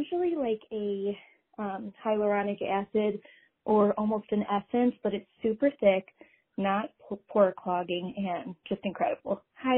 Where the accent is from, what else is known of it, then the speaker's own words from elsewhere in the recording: Cleveland, Ohio, United States; Hi, ladies. … I'm from Cleveland, Ohio.